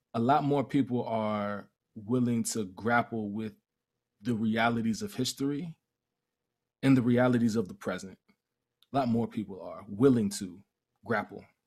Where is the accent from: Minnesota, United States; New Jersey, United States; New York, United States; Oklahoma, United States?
New York, United States; Mount Vernon; also born or lived in Cleveland, Ohio; Moved to Mount Vernon, New York when I was young